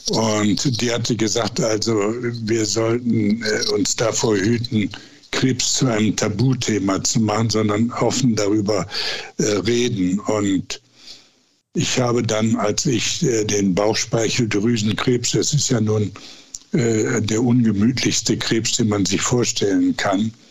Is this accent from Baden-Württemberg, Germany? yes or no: no; Duisburg, North Rhine-Westphalia, Germany; born there; also born or lived in Essen; now in Bergisch Gladbach, Germany; habe ich dann Duisburg zu meiner Heimat erklärt, obwohl ich da am wenigsten gewohnt habe. Das waren ja nur ein paar Monate, dann sind meine Eltern mit mir nach Essen umgezogen.